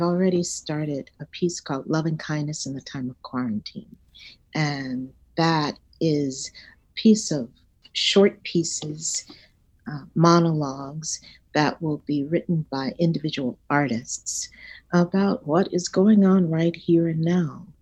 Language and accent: English; Dallas, Texas, United States; I grew up in Dallas, Texas, uh, south of the Trinity